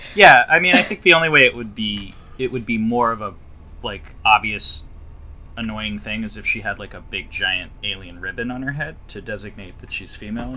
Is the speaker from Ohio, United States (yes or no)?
no; Florida, United States; I'm from Florida